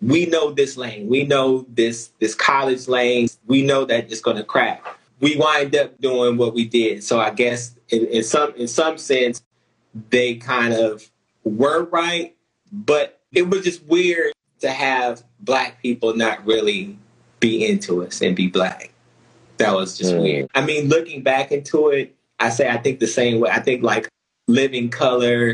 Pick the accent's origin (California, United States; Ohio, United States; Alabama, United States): California, United States; we're from California.